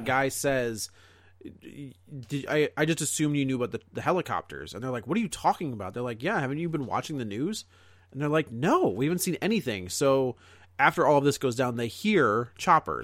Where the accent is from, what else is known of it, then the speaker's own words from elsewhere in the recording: United States; as an American filmgoer